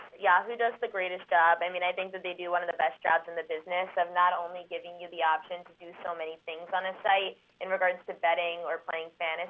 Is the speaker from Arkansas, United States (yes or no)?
no; New York, United States; I'm from New York.